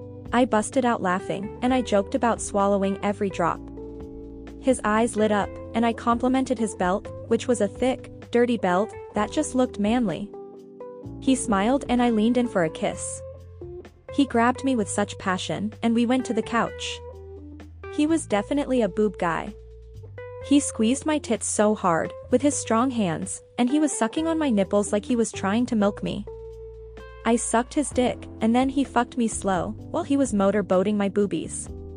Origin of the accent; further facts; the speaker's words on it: Northeast, United States; born there; now in South, United States; I'm Italian and Puerto Rican. I was born in the Northeast, and I'm living in the South